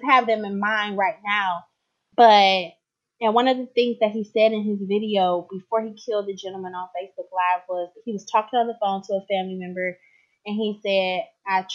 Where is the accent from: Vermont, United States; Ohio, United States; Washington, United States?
Ohio, United States; Cleveland; I live in a suburb of Cleveland as of right now, but I was born and raised in Cleveland, Ohio